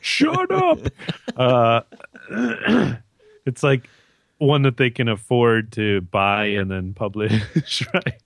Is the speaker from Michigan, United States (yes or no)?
yes; Michigan, United States; moved away as an adult; now in Canada; I'm American stuck in Canada.